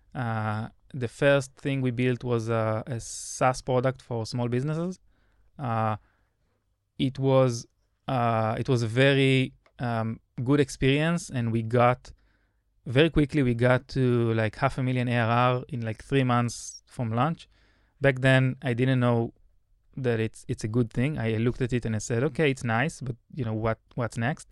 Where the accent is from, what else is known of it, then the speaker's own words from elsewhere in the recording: Israel; as a good Israeli